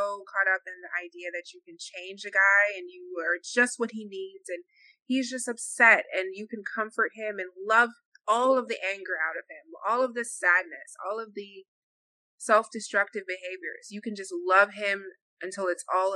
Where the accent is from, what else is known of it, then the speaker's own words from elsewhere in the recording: Jamaica; I'm Jamaican